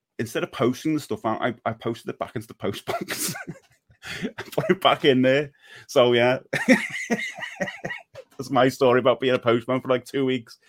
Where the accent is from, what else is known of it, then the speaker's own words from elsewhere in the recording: Liverpool, North West England, United Kingdom; proud to say from Liverpool